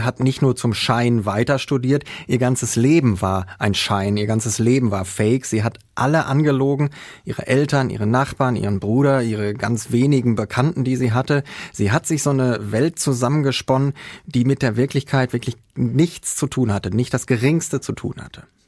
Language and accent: German; Herne, North Rhine-Westphalia, Germany; Ich bin aus Herne.